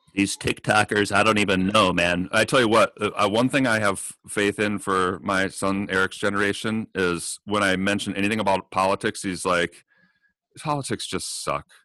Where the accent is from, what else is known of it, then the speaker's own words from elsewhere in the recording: United States; as an American